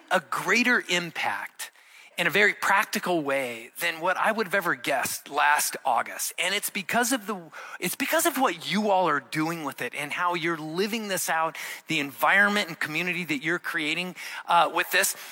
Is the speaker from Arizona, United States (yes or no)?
yes; Arizona, United States; moved away; I grew up in Arizona